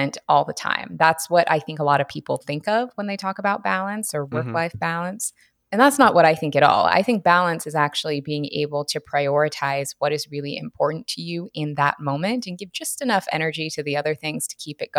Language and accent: English; Washington, United States; now in Southern California, United States; I am based in Southern California now, but I'm actually from Washington State originally.